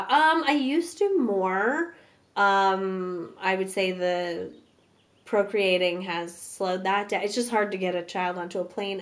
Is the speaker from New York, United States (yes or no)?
yes; New York City, New York, United States; moved away; I grew up in Park Slope